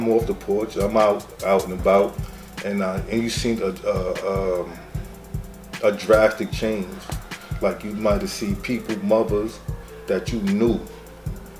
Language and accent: English; New York City, New York, United States; I'm from Medina. I'm from the Bushwick area.